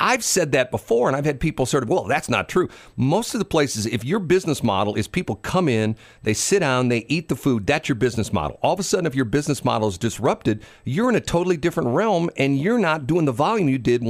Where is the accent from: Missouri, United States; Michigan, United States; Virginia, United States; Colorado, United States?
Missouri, United States; St. Louis; Yeah, we're both from St.